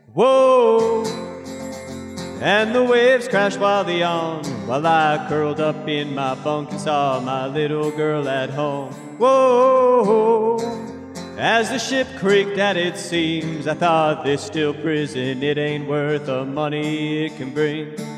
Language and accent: English; Juneau, Alaska, United States; also born or lived in Sitka, Alaska; born and raised in Juneau, fourth generation Alaska, and been in Sitka for eight years